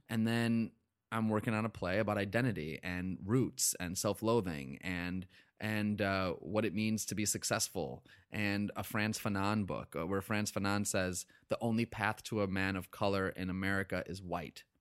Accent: upstate New York, United States; also born or lived in Boston; I grew up in upstate New York.

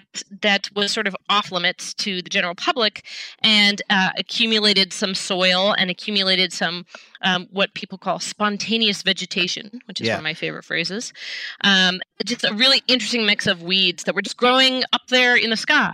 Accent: Seattle, Washington, United States; I grew up in Seattle

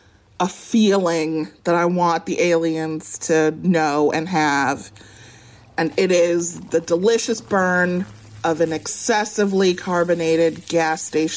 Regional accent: Evanston, Illinois, United States; moved away; I don't live where I grew up, so I'm going to say where I grew up in Evanston, Chicago.

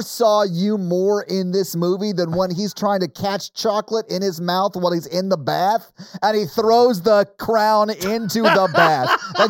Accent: United States; I'm an American.

